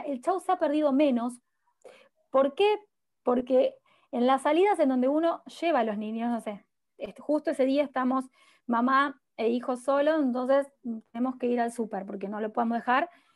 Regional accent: Rosario, Santa Fe, Argentina; yo soy de Rosario, soy de Rosario

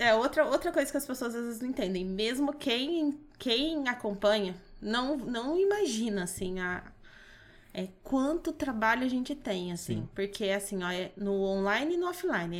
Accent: Pouso Alegre, Minas Gerais, Brazil; moved away as an adult; now in Dracena, Brazil; Voltei para minha cidade, Pouso Alegre, sou de Minas

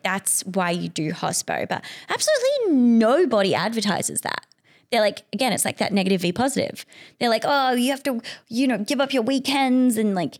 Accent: Australia; Like I love them. Big fan. I'm an Australian. But sometimes we miss the point generally, but not on our fault, just because of how we've grown up.

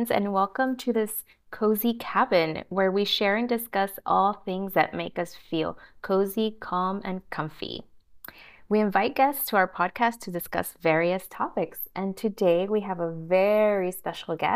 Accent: Miami, Florida, United States; now in New York, United States; because I came from Miami, and obviously we don't have that, or at least to that extent, right?

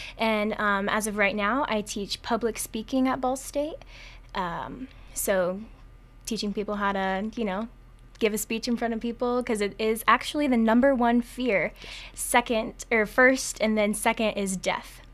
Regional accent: Monroe, Indiana, United States; also born or lived in Linn Grove, Indiana; I grew up in Monroe, and I currently live in Lynn Grove

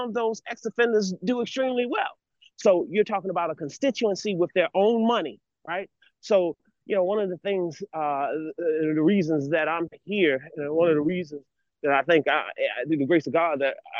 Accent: Baltimore, Maryland, United States; I'm born and raised in Baltimore City

